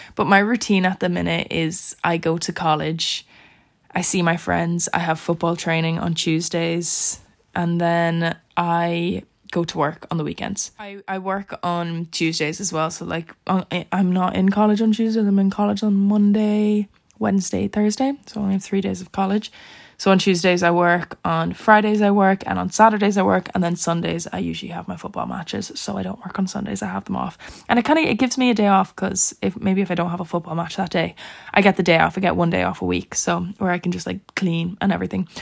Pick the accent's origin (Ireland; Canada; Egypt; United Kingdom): Ireland; now in Dublin, Ireland; I wasn't going to stay in my house in my hometown by myself. Like that's a like there's six people in my family. Six people lived in that house, so I'm not going to live there by myself obviously and com- commute an hour, maybe an hour and a half with traffic to Dublin to go to college